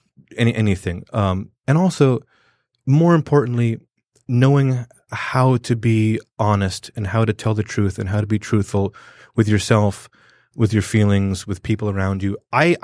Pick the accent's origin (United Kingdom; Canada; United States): United Kingdom; London; growing up in London, you know, I had like West Indian, Punjabi, you know, like African and other European people.